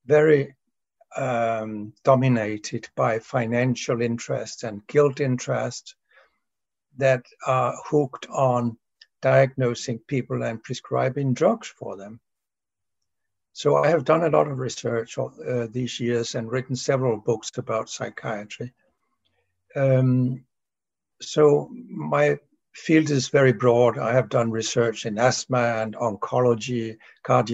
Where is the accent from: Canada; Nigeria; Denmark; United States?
Denmark; from Denmark